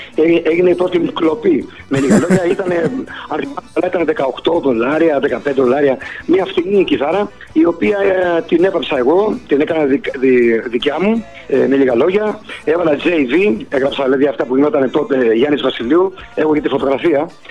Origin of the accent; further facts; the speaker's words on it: Boston, Massachusetts, United States; also born or lived in Salamis, Greece; now in Athens, Greece; πήγαμε στο θείο μου που μας είχε καλέσει στην Αμερική στη Βοστόνη και μείναμε ε, Μέρεπεν, στο Μέρεπεν. Εκεί μεγάλωσα.